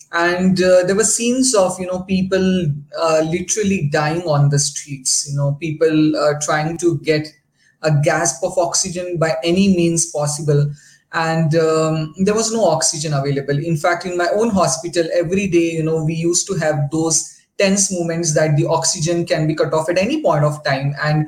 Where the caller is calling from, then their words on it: Delhi, India; I'm calling from Delhi.